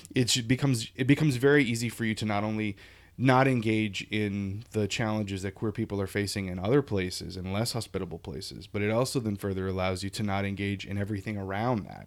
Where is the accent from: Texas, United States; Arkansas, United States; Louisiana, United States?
Louisiana, United States; Lafayette; now in New England, United States; I grew up in Louisiana